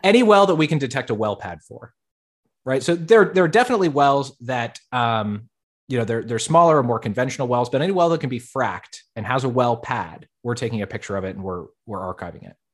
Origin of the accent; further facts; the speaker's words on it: Fort Collins, Colorado, United States; I was born and raised in Colorado.